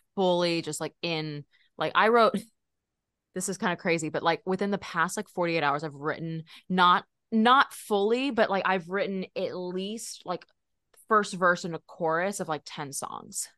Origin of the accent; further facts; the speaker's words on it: Texas, United States; I'm from Texas